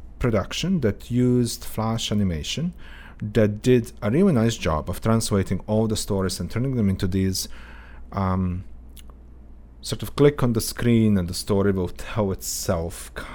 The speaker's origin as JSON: {"language": "English", "town": "Sisak", "region": "Sisak-Moslavina County", "country": "Croatia", "tie": "born or raised there", "said": "So I grew up in a small town south of the capital called Sisak"}